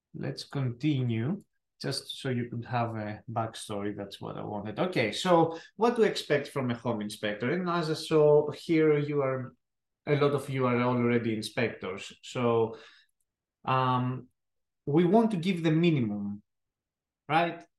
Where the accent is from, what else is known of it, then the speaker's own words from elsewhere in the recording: Athens, Attica, Greece; accent: thick accent; English is a second language; moved away as an adult; now in United States; I am uh, as I said from Greece. Uh, I was born in Athens